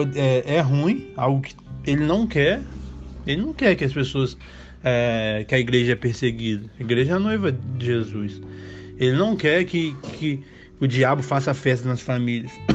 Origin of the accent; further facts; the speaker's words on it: Brazil; cresci no Brasil